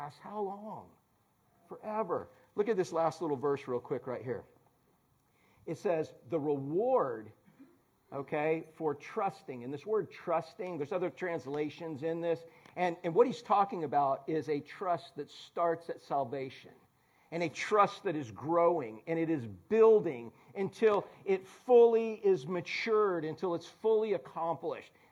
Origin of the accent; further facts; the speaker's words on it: Orlando, Florida, United States; we're from Orlando